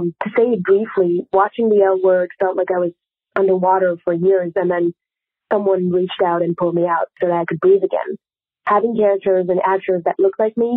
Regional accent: Paris, Île-de-France, France; moved away as an adult; now in New York, United States; I'm from Paris and currently studying law in New York.

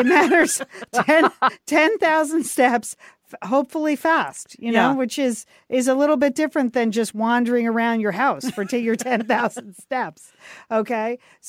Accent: Midwest, United States; Well, I'm from the Midwest.

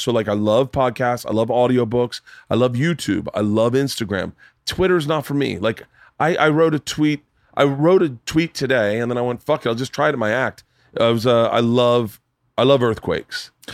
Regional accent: Florida, United States; I grew up in Florida

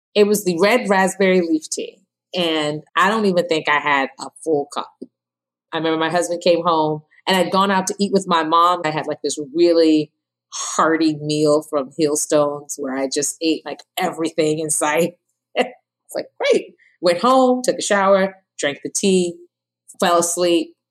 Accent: Ghana; now in New Jersey, United States; I'm from Ghana, West Africa

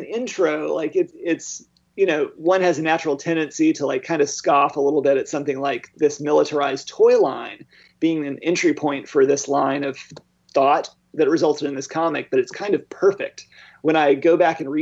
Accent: Arkansas, United States; now in Indiana, United States; growing up in Arkansas

